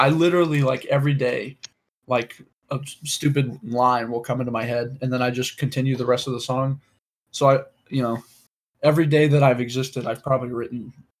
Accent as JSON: {"language": "English", "town": "Abilene", "region": "Texas", "country": "United States", "tie": "born or raised there", "said": "I was born right here in Abilene, Texas."}